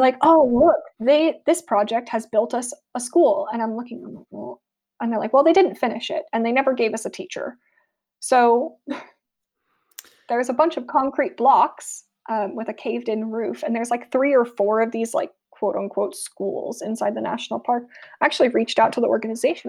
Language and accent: English; United States; moved away as an adult; now in United Kingdom; I am American, so my, a lot of my personal cultural references are gonna come from America, despite the fact that I've been living in the U K for a while now